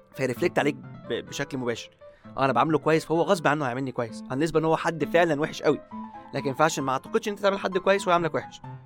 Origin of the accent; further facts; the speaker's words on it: Egypt; ثقافتنا كمصريين كلنا